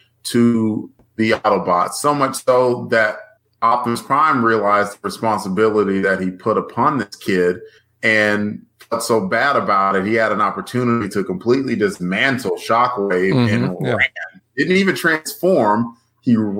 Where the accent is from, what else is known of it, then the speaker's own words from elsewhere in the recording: Alabama, United States; I'm from Alabama